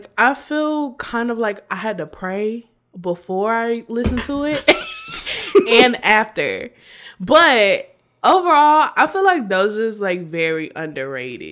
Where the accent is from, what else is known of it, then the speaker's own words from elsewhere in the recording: Raleigh, North Carolina, United States; I'm from Raleigh